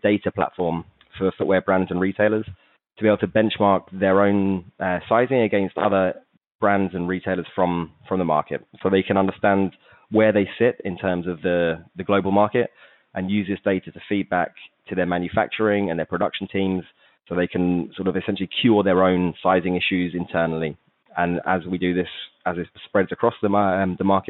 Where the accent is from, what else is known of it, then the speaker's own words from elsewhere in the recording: England, United Kingdom; moved away as an adult; also born or lived in Manchester; now in Barcelona, Spain; as I've probably given away from my accent, I'm English